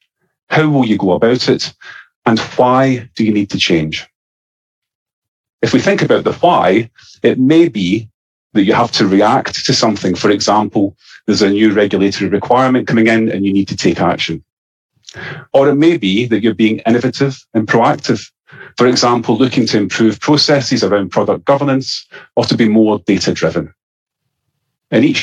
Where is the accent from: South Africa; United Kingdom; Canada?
United Kingdom; Scotland; accent: Scottish; my Scottish accent